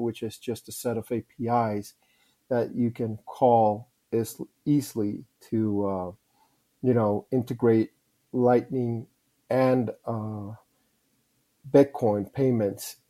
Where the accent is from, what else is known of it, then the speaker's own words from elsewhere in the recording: Guatemala; moved away; also born or lived in Rotterdam; I'm from Guatemala